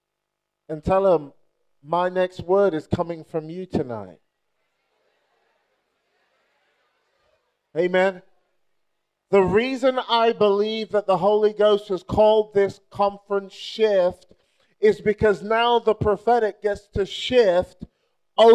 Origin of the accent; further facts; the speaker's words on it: Nigeria; moved away; I'm Nigerian